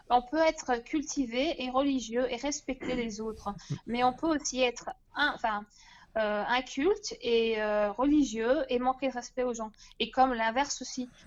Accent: Turkey; Euh, je suis turque.

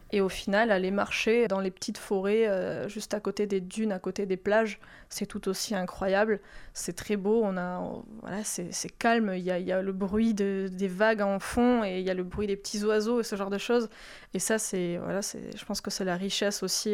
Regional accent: Mediterranean coast, France; also born or lived in Landes; now in Soustons, France; j'ai grandi à Méditerranée

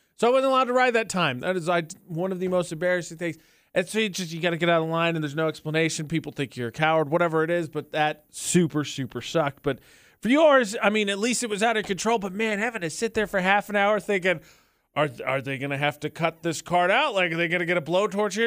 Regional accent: Indiana, United States; growing up, did not like being from Indiana

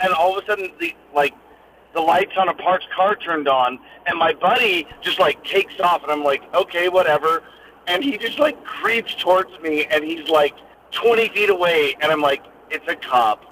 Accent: Alaska, United States; I'm from Alaska

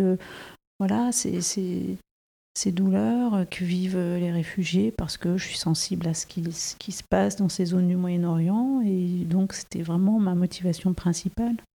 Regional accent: France; je suis née en France

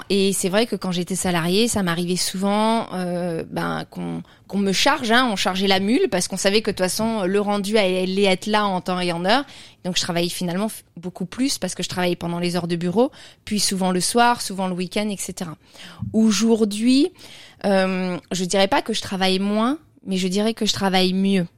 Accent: Burgundy, Bourgogne-Franche-Comté, France; moi je suis, je suis de, de Bourgogne

